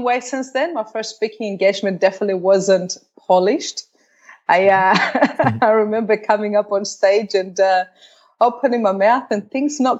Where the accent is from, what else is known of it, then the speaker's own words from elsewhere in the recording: Australia; moved away as an adult; also born or lived in Cyprus; I grew up in Australia.